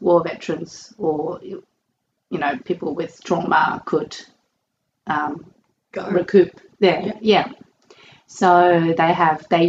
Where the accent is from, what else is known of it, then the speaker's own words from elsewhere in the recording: Australia; moved away as an adult; it's my home country